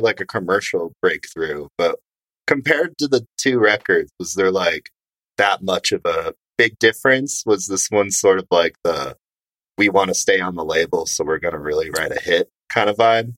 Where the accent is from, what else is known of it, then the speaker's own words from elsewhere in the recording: Grand Rapids, Michigan, United States; now in Chicago, United States; mustard plug is from my hometown